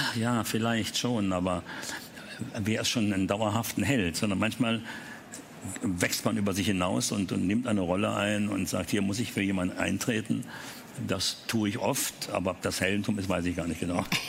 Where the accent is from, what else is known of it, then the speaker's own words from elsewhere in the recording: Berlin, Germany; die französischen Panzer, weil wir im französischen Bezirk lebten